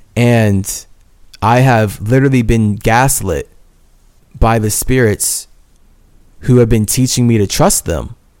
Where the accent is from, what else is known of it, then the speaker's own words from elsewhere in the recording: United States; As a Native American